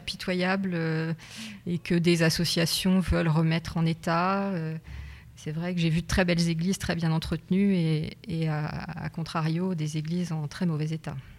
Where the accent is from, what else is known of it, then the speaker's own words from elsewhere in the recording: Nogent-le-Rotrou, Centre-Val de Loire, France; je suis née à Nogent-le-Retrou, j'ai fait mes études à Nogent-le-Retrou et je suis revenue à Nogent-le-Retrou